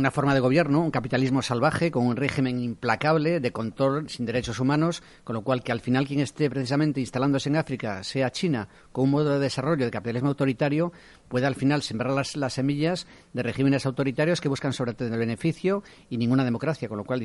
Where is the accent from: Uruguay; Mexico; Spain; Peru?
Spain; Galicia; yo soy gallego